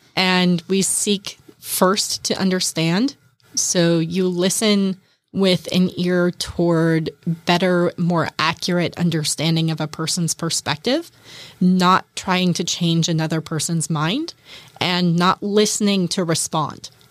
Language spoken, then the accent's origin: English; Kitsap County, Washington, United States; now in Bainbridge Island, United States; I grew up in Kitsap County